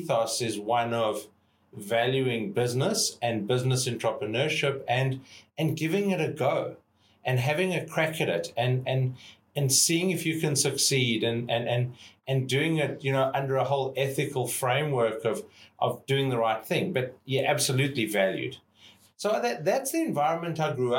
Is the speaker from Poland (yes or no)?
no; South Africa; moved away as an adult; now in Australia; growing up in South Africa as a white male in South Africa